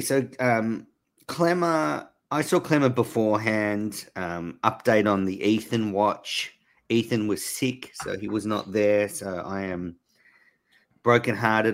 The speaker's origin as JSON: {"language": "English", "country": "Australia", "moved": "yes", "said": "I'm obviously Australian"}